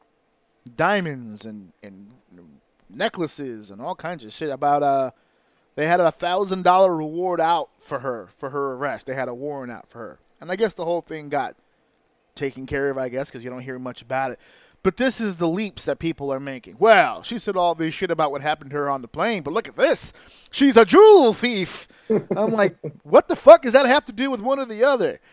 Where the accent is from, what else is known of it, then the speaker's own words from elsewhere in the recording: United States; as an American